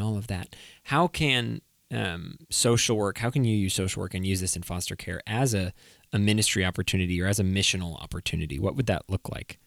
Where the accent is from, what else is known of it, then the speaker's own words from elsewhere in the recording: New England, United States; I'm from New England